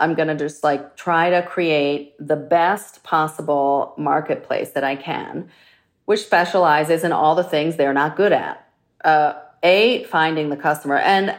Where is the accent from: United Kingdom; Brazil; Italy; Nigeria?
Italy; Florence, Tuscany; And I'm from Florence, which is historically a very craft-centric town.